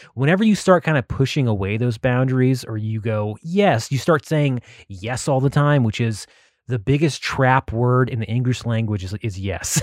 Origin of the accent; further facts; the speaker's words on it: Texas, United States; I'm from Texas